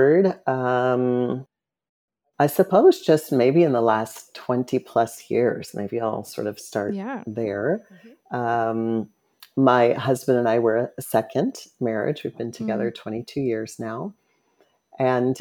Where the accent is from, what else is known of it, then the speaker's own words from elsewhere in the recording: Phoenix, Arizona, United States; I was born in Phoenix, Arizona, and lived with a single mom, a couple of sisters